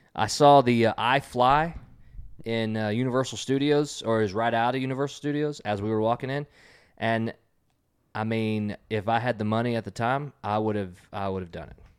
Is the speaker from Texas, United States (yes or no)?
yes; Texas, United States; We're from Texas